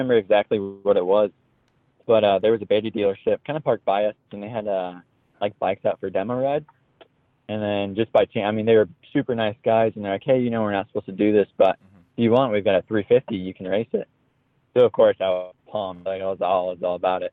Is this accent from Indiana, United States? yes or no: yes; Indiana, United States; moved away as an adult; now in Michigan, United States; I grew up in Indiana, and then I just recently moved to Michigan